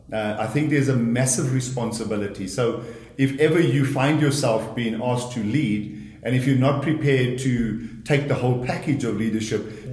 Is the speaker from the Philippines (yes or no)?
no; KwaZulu-Natal, South Africa; moved away; I come from KwaZulu Natal originally, grew up in a very large family of eight children